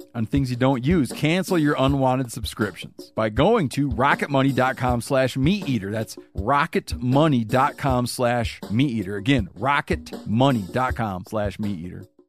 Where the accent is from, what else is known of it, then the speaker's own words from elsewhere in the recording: Michigan, United States; moved away; growing up in Michigan